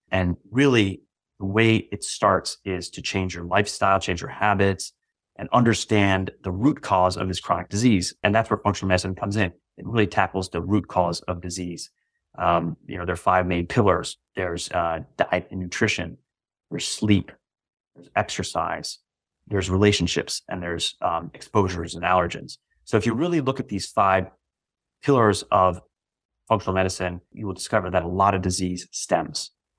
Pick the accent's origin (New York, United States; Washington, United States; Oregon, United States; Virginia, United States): Virginia, United States; also born or lived in Massachusetts / New Jersey / Florida / Texas; Initially, I was born in Massachusetts, moved to New Jersey, moved to Florida, moved to Texas, then moved to Northern Virginia, where I eventually settled down after moving